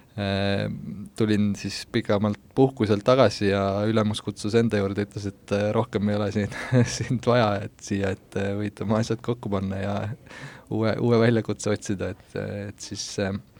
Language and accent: Estonian; Pärsama, Saare County, Estonia; moved away as an adult; now in Tallinn, Estonia; Saaremaalt, Põhja-Saaremaalt, sellisest külast nagu Pärsamaa